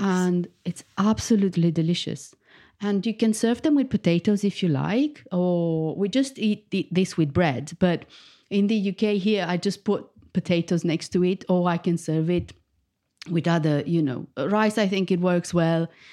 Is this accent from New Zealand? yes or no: no; Bucharest, Romania; moved away as an adult; now in United Kingdom; I was born in Bucharest, the capital of Romania, and I moved to the U K fifteen years ago